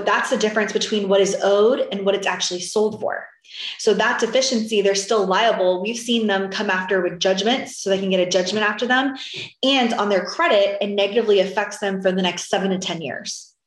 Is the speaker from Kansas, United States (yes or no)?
no; Florida, United States; now in Texas, United States; I'm from originally from Florida and now I'm in Texas